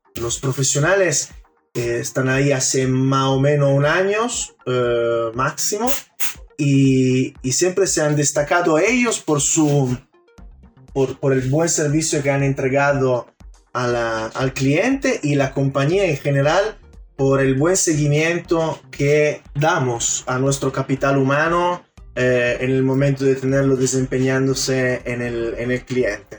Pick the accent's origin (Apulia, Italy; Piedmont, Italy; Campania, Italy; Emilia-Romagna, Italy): Piedmont, Italy; Turin; now in Chile; yo soy de Turín